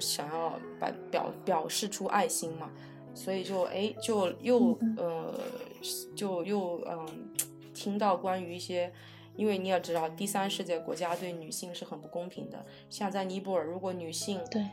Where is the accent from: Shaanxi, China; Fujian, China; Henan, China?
Fujian, China; moved away; 我老家是福建人